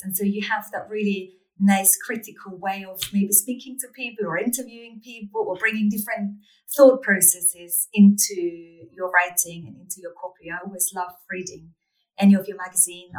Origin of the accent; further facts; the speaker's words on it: Austria; I'm Austrian. I grew up in Austria.